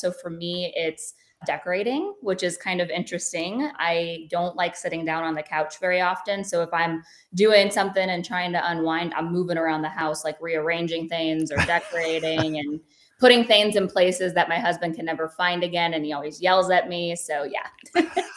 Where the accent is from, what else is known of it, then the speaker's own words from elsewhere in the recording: Medina, Ohio, United States; moved away as an adult; also born or lived in South Florida; born and raised in a small town in Ohio, it's called Medina, Ohio.